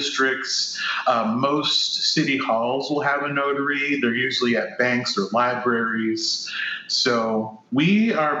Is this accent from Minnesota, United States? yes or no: no; Kirkwood, Missouri, United States; I am from Kirkwood, Missouri.